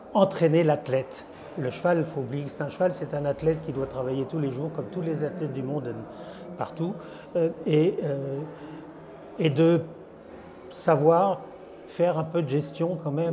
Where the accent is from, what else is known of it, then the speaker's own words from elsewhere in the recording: France; en tant que Français